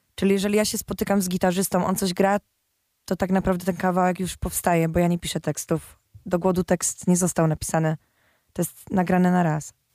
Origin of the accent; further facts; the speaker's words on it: Silesian Voivodeship, Poland; ja jestem ze Śląska